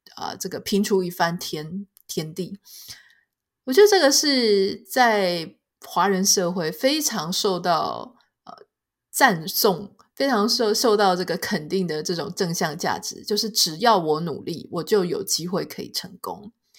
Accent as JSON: {"language": "Chinese", "country": "Taiwan", "tie": "born or raised there", "said": "台湾吃海鲜到底是不是一个奢侈品呢？我记得我小时候，我们也不算是家境很好的人"}